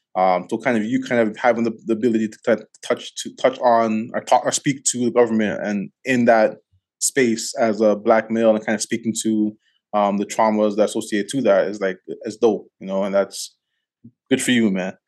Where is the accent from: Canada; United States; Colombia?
Canada; Toronto, Ontario; now in Calgary, Canada; I'm originally from Scarborough, from, like I'm from Galloway